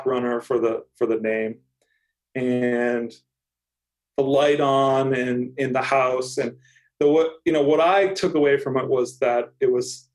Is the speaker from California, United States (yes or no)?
no; Auburn, Massachusetts, United States; I grew up in Auburn, which is just the next town, the suburb of Worcester